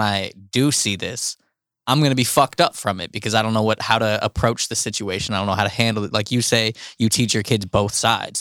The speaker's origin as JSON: {"language": "English", "area": "Cleveland, Pymatuning Valley", "region": "Ohio", "country": "United States", "tie": "born or raised there", "also_born_or_lived": "Euclid, Ohio", "said": "my parents moved me out of the city, out of Cleveland, to the middle of fucking nowhere"}